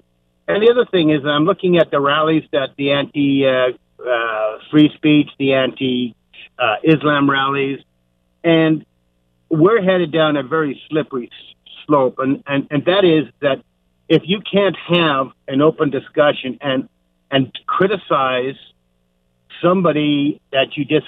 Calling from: Vancouver, British Columbia, Canada; also born or lived in Ireland; Hi, I'm calling from Vancouver, and thank you for taking my call.

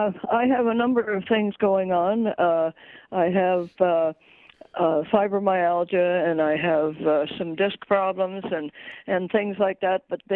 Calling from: Frankfort, United States; I'm calling from Trenton area, actually.

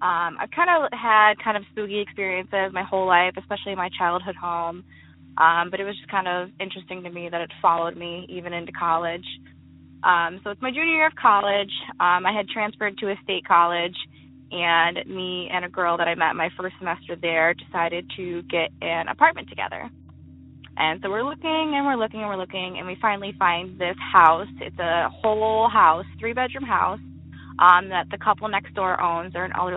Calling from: Western New York, United States; I'm calling from Western New York.

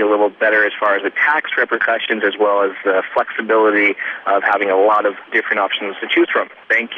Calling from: Seattle, Washington, United States; from Seattle, Washington.

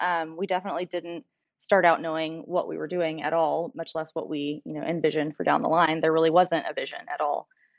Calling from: McKinney, Texas, United States; So technically the McKinney, Texas area, but we are actually in an offsite

